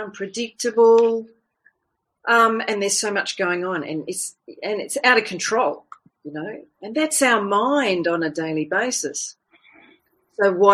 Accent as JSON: {"language": "English", "country": "Fiji", "tie": "born or raised there", "said": "I was born in the Fiji Islands"}